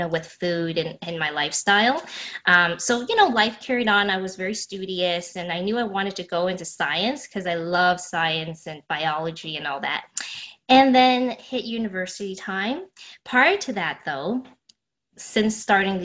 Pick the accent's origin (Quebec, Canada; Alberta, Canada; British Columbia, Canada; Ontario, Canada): Ontario, Canada; Toronto; born or raised there